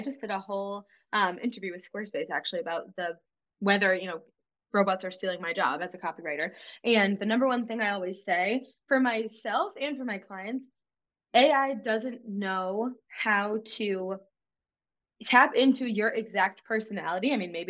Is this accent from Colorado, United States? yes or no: no; Massachusetts, United States; I'm from Massachusetts.